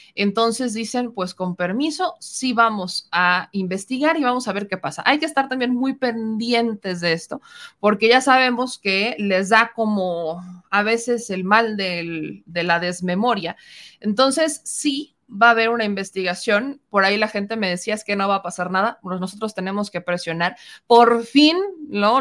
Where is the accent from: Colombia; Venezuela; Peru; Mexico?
Mexico; nosotros como mexicanos